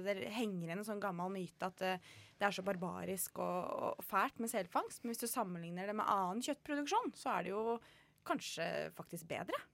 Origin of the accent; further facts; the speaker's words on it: Kongsberg, Buskerud, Norway; moved away as an adult; now in Northern Norway; jeg er fra Kongsberg. Ja. Eh, Flytta nordover for eh, tolv og et halvt år siden.